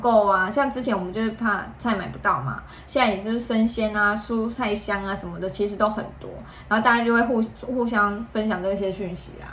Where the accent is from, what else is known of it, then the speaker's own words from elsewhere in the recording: Taiwan; 我们台湾人的习俗